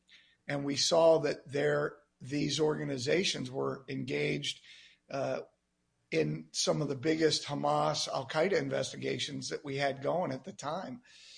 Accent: East Coast, United States; I grew up on the East Coast.

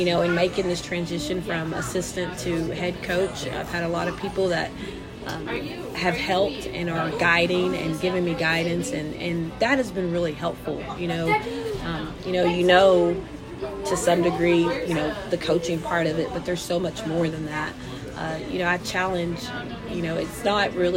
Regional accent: Loveland, United States; moved away; growing up in Loveland, all we knew was basketball.

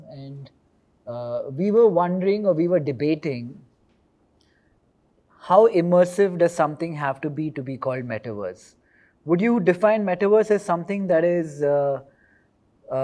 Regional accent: India; So we're four guys from India.

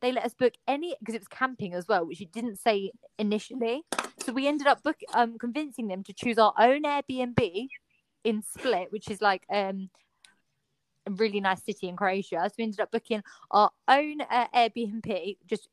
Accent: United Kingdom; going on holiday as a Brit

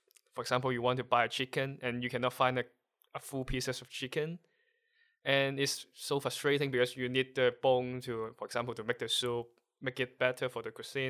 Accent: Hong Kong; first language Cantonese; English is a second language; moved away as an adult; now in Netherlands; I'm from Hong Kong.

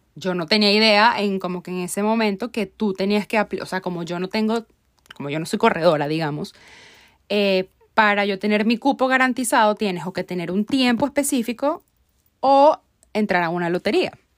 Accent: Venezuela; Como buena venezolana

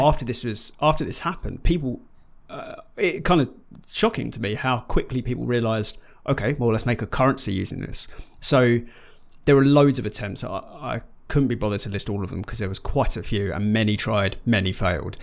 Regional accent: United Kingdom; we are British

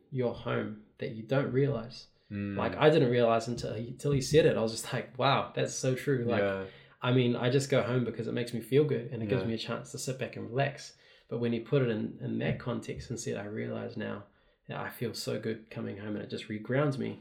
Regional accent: Rotorua, Bay of Plenty, New Zealand; now in Auckland, New Zealand; I'm from Rotorua, but I live in the city now in Auckland

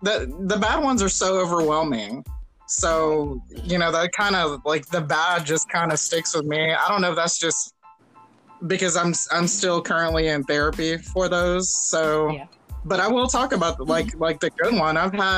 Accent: Houston, Texas, United States; I'm from Houston, but from a very affluent part of Houston

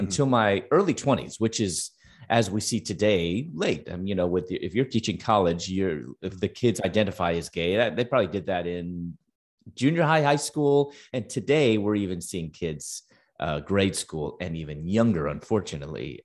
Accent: Chicago, Illinois, United States; moved away as an adult; also born or lived in Louisville, Kentucky; I'm originally from Chicago, and I was living in Louisville, Kentucky at that time

